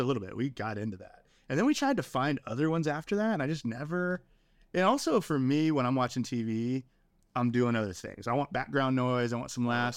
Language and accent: English; Southern California, United States; moved away as an adult; now in Round Rock, United States; We grew up in Southern California